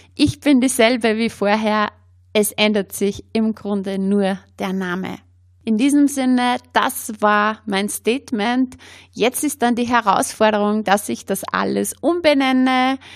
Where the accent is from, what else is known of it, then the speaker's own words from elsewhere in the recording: Upper Austria, Austria; accent: Upper Austrian dialect; Ich komme ja aus Oberösterreich, habe äh, meinen oberösterreichischen Dialekt.